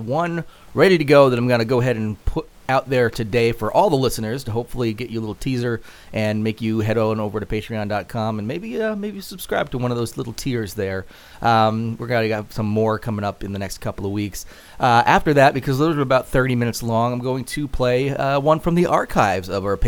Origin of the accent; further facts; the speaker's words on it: Atlanta, Georgia, United States; As you can tell by my accent, I started as a little kid from Atlanta, Georgia.